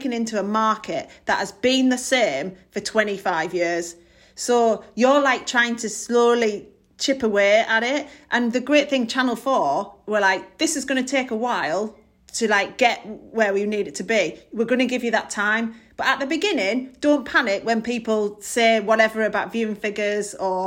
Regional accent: Middlesbrough, North East England, United Kingdom; I'm from Middlesbrough

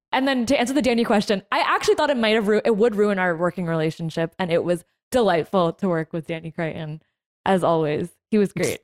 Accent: New Jersey, United States; I'm from New Jersey

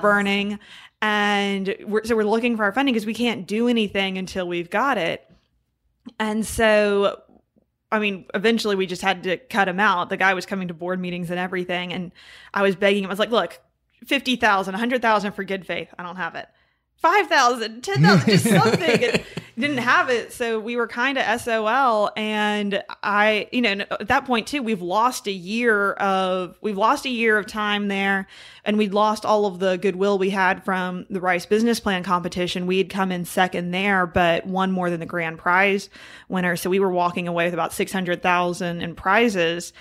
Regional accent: Houston, Texas, United States; I'm from Houston

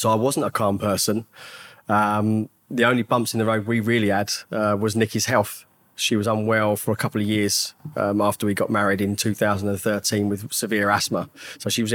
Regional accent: Hemel Hempstead, East of England, United Kingdom; I grew up in Hemel Hempstead. Born and raised there

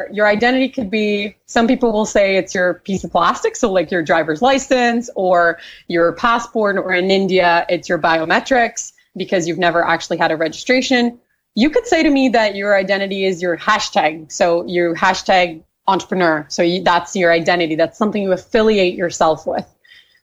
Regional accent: Brazil; moved away as an adult; also born or lived in Canada; I was raised in Brazil. I have spent most of my entrepreneurial career in Canada

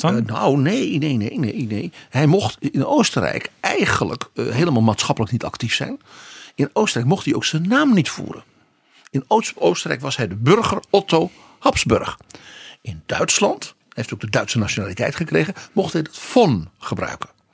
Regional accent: Netherlands; als Nederlander

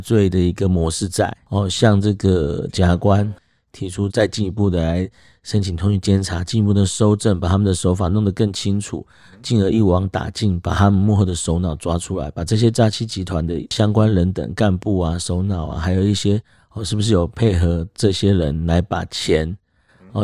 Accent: Taiwan; accent: Taiwanese; 因为大陆那边跟我们台湾腔调比较像的就厦门地区

